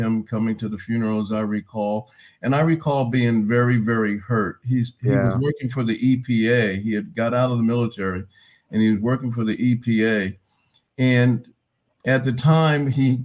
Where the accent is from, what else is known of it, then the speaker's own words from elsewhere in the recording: Riverside, California, United States; I'm from Southern California, Riverside, California